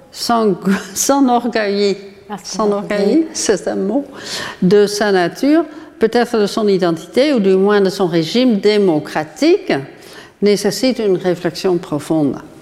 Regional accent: Netherlands; Aux Pays-Bas, qui est mon pays d'origine

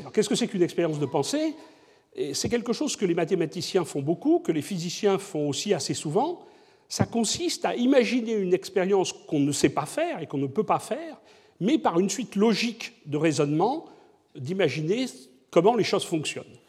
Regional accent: Bordeaux, Nouvelle-Aquitaine, France; je suis bordelais

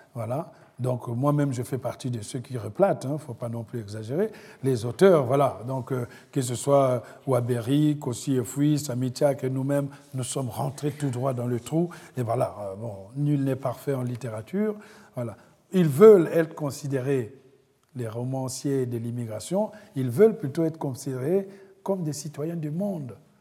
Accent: Republic of the Congo; moved away as an adult; also born or lived in France; now in United States; Le Congo, c'est le cordon ombilical. La France, la patrie d'adoption des rêves. Et l'Amérique, c'est ce coin éloigné depuis lequel je regarde les empreintes de mon errance

